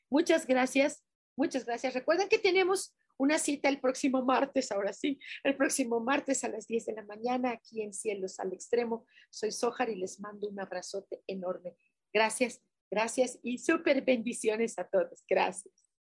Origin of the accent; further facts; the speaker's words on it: Mexico; nosotros como mexicanos